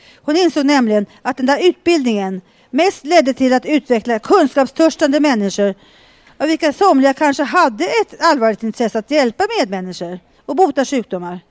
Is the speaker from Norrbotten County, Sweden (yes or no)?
no; Mora, Dalarna County, Sweden; moved away; Från jag är eh, från Dalarna.